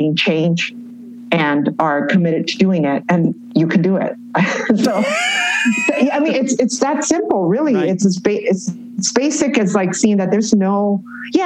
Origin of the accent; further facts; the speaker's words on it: Los Angeles, California, United States; moved away as an adult; now in Mexico City, Mexico; growing up in East LA, by being a Chicana